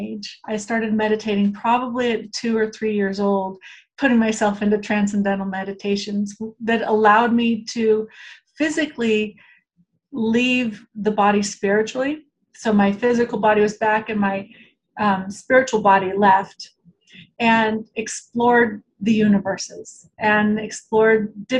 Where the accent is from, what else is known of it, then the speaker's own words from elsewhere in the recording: Portland, Oregon, United States; also born or lived in Omaha, Nebraska; I grew up in Portland, Oregon. I was actually born in Omaha